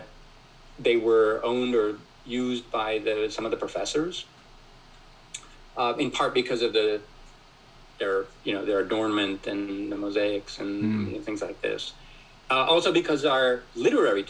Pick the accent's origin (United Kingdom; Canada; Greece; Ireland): Greece; Athens, Attica; moved away as an adult; now in Columbus, United States; I grew up in Athens. So we're talking about my hometown here